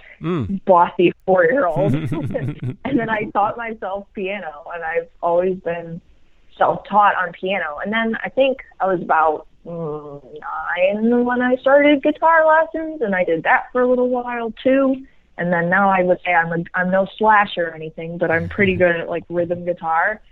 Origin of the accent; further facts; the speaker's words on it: Cleveland, Ohio, United States; now in Miami, United States; Cleveland is just a great place to live and to have grown up